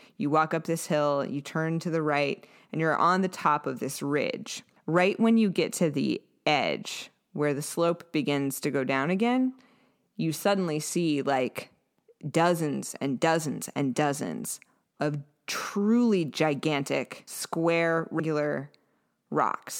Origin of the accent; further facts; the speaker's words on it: Yellowwood Forest, Brown County, Indiana, United States; I grew up in Yellowwood Forest in Brown County